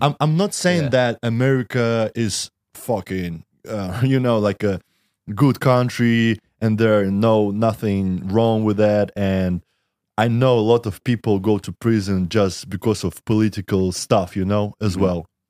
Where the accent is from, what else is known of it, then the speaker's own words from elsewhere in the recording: Russia; I'm from Russia